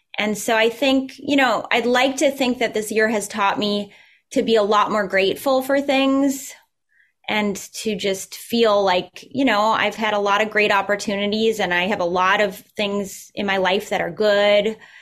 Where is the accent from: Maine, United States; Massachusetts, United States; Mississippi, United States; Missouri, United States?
Massachusetts, United States; Newton; also born or lived in Minnesota; my hometown of Newton